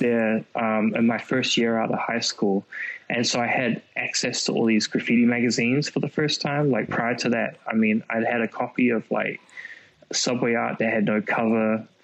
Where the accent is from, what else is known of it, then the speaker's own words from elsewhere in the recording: Auckland, New Zealand; I came from New Zealand